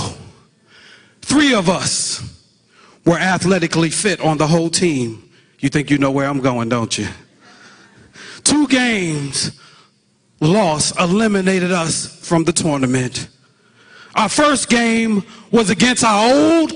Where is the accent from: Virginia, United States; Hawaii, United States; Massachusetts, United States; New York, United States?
New York, United States; New York City; I'm from Brooklyn, New York. Shout out to Brooklyn. Junior high school, 324